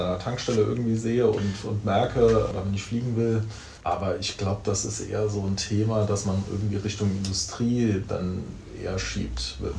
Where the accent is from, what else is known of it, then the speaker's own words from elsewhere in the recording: St. Wendel district, Saarland, Germany; Also ich komme aus dem Landkreis St. Wendel.